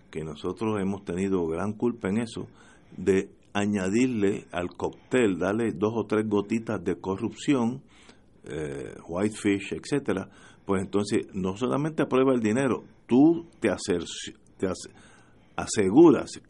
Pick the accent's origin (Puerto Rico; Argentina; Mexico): Puerto Rico; Sobre todo estoy hablando como puertorriqueño, que nosotros somos los que necesita, necesitamos esa ayuda